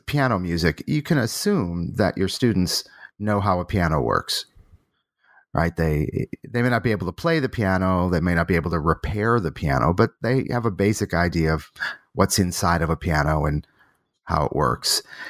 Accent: Boston, Massachusetts, United States; born there; I was born in Boston, was a typical sort of what you might call classical music nerd

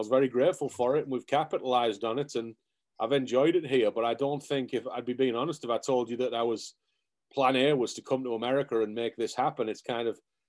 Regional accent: England, United Kingdom; moved away as an adult; now in United States; But I come from England originally. I did a sports science degree, sports psychology master's in England, and wanted to pursue the coaching field.

